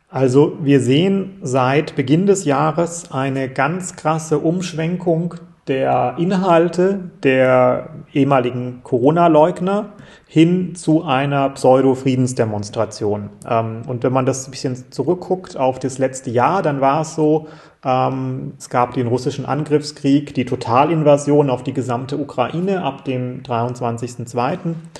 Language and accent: German; Freiburg, Baden-Württemberg, Germany; wir als Freiburger